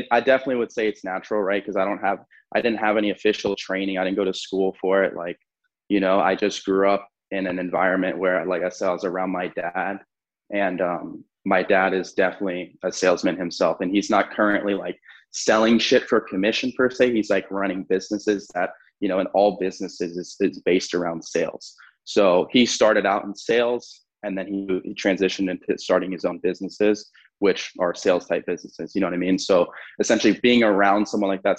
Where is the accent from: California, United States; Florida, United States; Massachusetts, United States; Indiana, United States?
Florida, United States; Fort Lauderdale; also born or lived in New Mexico; born in New Mexico, moved to Fort Lauderdale when I was a few years old, grew up mostly with my dad